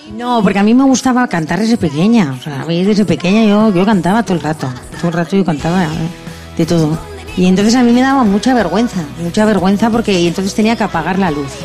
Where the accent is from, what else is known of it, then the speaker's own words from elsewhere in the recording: Basque Country, Spain; toda mi tierra, todo el País Vasco